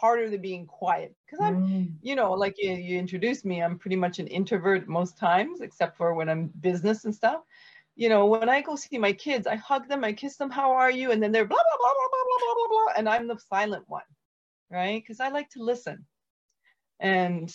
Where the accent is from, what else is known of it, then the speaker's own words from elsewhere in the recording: Canada; being Canadian